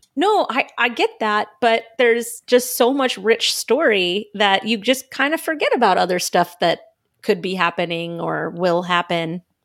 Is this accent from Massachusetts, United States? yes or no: no; Southern California, United States; moved away; I come from Southern California